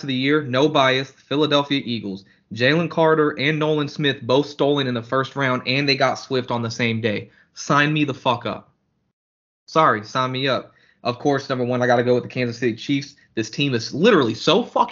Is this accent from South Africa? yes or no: no; Germany; moved away; growing up in Germany